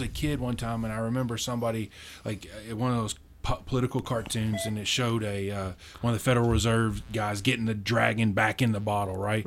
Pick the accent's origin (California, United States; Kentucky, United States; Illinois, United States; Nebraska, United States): Kentucky, United States; Munfordville; I'm from a small town in Kentucky, uh, right in the center of the state, near Mammoth Cave